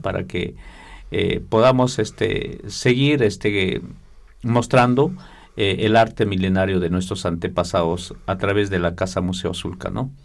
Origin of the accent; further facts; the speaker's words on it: Peru; desde Perú eh, los textiles de, de mi cultura